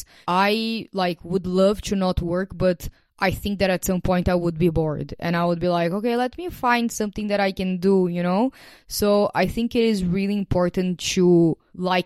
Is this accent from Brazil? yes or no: yes; Brazil; moved away as an adult; before I left Brazil in 2021